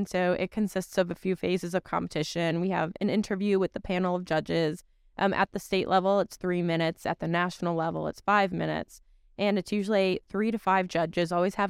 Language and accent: English; Connecticut, United States; English is a second language; I live down in Stamford, and it is a lot of fun. Born and raised in Connecticut, so.